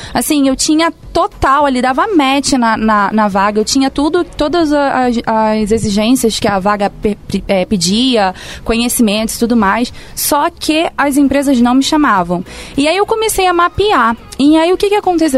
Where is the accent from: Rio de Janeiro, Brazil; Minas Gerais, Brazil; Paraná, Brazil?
Rio de Janeiro, Brazil; accent: carioca; moved away as an adult; now in São Paulo, Brazil; eu sou do Rio de Janeiro, carioca. Acho que o pessoal já deve ter percebido pelo sotaque arrastado